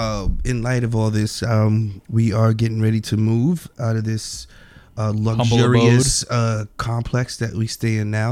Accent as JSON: {"language": "English", "town": "New York City", "region": "New York", "country": "United States", "said": "because I'm from Brooklyn"}